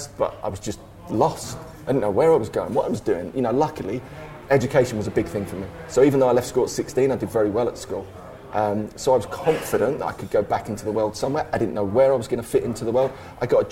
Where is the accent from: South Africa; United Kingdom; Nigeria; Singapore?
United Kingdom; London; also born or lived in Essex; sort of East London, born and bred